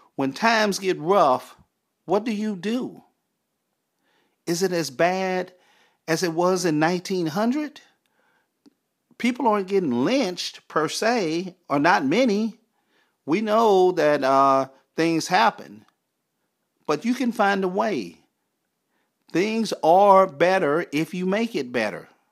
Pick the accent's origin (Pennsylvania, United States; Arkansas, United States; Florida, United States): Arkansas, United States; Texarkana; as a kid, a teenager growing up in Texarkana, Arkansas